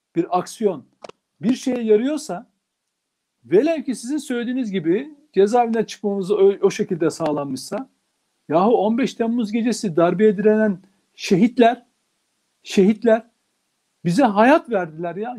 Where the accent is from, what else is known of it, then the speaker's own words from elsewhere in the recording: Turkey; Ben bir Türk olarak